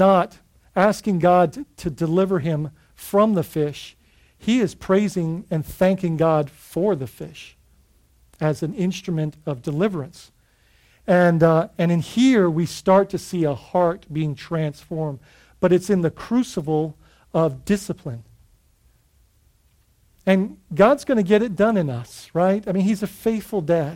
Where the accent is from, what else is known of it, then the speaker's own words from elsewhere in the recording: Bahamas; growing up in the Bahamas, we would dive on the northeast side of Grand Bahama